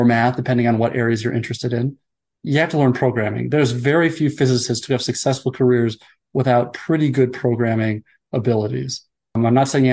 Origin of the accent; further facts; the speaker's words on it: United States; also born or lived in Denmark; I'm American, but I did my postdoc in Denmark